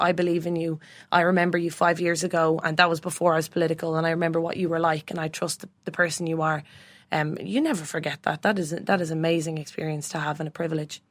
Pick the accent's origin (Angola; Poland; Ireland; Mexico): Ireland; Bray, Leinster; born and raised in Bray